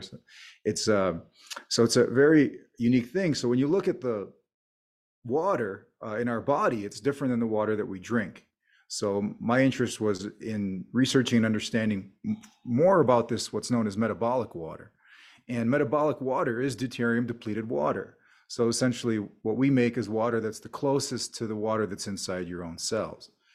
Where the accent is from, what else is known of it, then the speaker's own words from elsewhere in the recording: United States; an immigrant family growing up in America